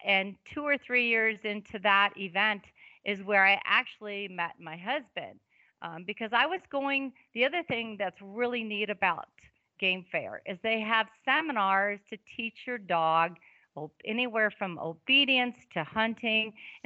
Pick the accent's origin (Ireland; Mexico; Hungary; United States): United States; Wisconsin; now in South Dakota, United States; I'm from Wisconsin originally